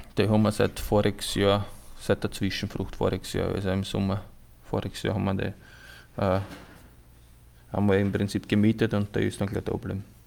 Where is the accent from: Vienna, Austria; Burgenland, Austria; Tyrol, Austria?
Burgenland, Austria; ich komme aus dem Burgenland